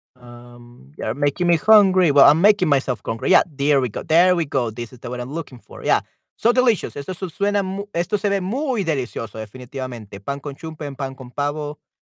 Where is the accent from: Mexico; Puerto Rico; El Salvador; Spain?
El Salvador; aquí en El Salvador comemos pollo.